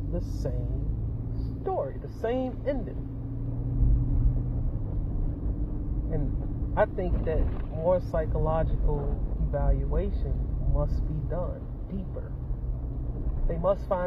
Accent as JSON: {"language": "English", "country": "United States", "said": "as American citizens"}